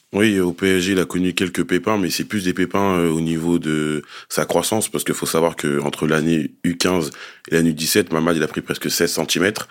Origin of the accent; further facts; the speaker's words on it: Grigny, Île-de-France, France; Nous, on vient du 91 dans l'Essonne, dans la ville de Grigny, dans le quartier de la Grande Borne. On a toujours grandi là-bas